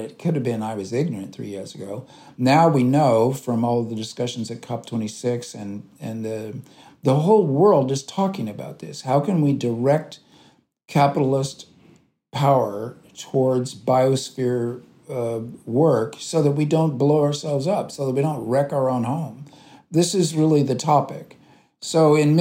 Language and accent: English; United States; I'm an American leftist